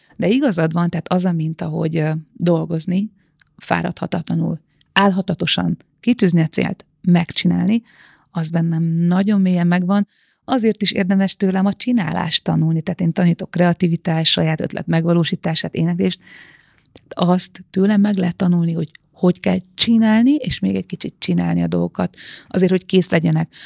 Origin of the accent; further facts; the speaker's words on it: Bag, Pest, Hungary; Bag, Bag faluja, a falu széle az erdőhöz nagyon közel, nagyon közel a természethez, és azt hiszem, hogy ez nekem egy ilyen nagyon hosszú földeltséget ad, vagy egy ilyen az egész életemen át kitartó földközeliséget, ugyanis én tényleg egy ilyen paraszti családban nőttem föl